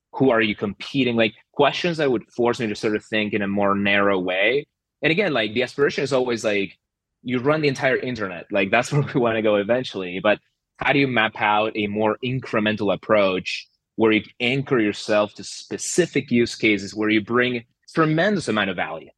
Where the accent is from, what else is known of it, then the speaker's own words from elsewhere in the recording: Argentina; moved away; So I'm originally from Argentina